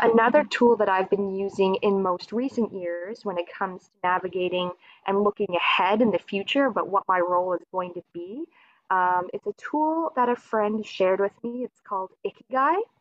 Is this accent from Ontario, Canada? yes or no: no; Dartmouth, Nova Scotia, Canada; I'm from Dartmouth, Nova Scotia. So, I'm on the east coast of Canada.